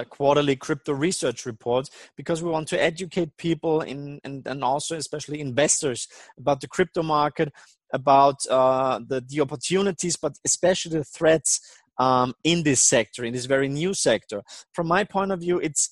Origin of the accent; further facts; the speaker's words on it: Austria; I'm not only from Austria